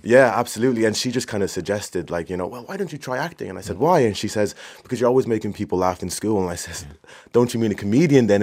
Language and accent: English; Swords, Leinster, Ireland; I'm from Swords.